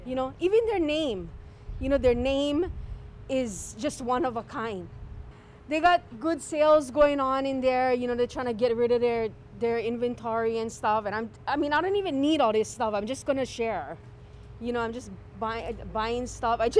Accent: Kalihi, Hawaii, United States; born or raised there

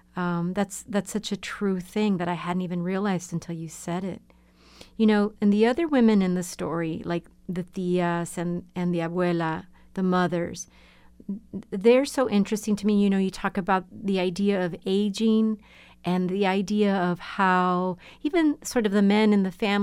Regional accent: Laredo, Texas, United States; I grew up with in Laredo, Texas

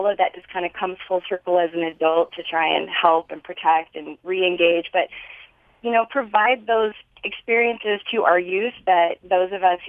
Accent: Hyrum, Utah, United States; growing up in Hiram

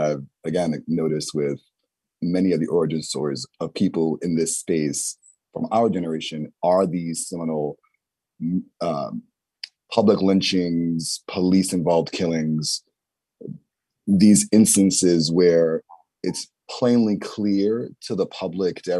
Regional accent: New York City, New York, United States; a poor Black person growing up in the Bronx

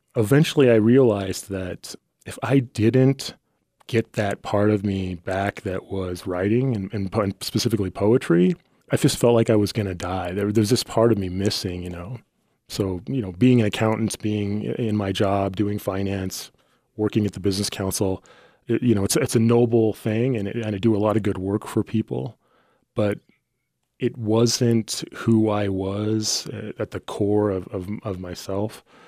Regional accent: Wyoming, United States; this poor kid that grew up in the middle of Wyoming in various trailer parks

